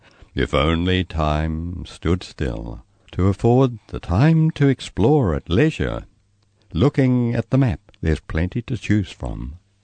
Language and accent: English; Christchurch, Canterbury, New Zealand; I'm a Kiwi from Christchurch